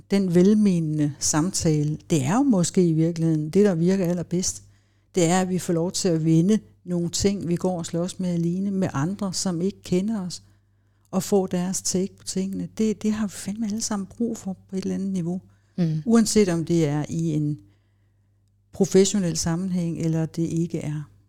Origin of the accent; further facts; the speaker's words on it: Copenhagen, Capital Region of Denmark, Denmark; Jeg voksede op i København, og folk tænker, ah, det er vist ikke rigtigt.